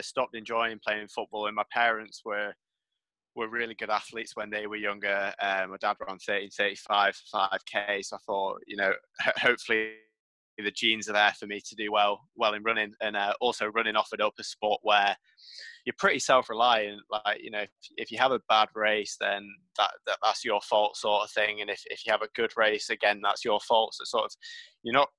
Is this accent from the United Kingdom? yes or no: yes; United Kingdom; 19, from Great Britain.